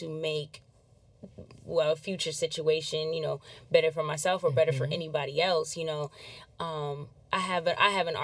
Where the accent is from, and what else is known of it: Massachusetts, United States; born or raised there; moved away; also born or lived in Anaheim, California